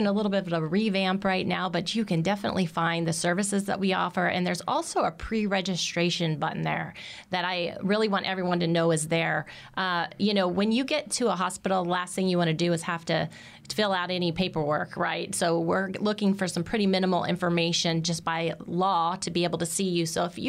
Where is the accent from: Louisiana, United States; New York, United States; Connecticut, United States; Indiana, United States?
Indiana, United States; And because I'm originally from Indiana, I'm pretty sure they must also have cows.